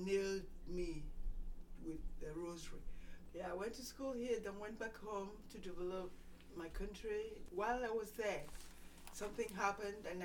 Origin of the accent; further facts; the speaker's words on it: Nigeria; moved away as an adult; I went to school in Nigeria, elementary, high school, and then came over here for college